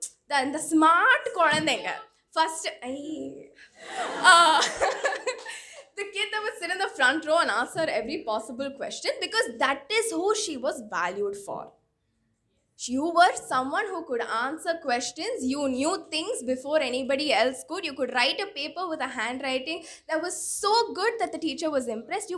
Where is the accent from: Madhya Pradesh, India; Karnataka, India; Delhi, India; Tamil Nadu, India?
Tamil Nadu, India; Chennai; born or raised there